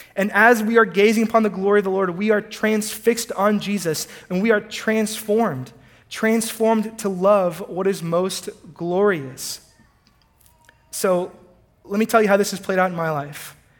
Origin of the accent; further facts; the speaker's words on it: College Station, Texas, United States; also born or lived in Houston, Texas; I was born in Houston, but I was raised in College Station, Texas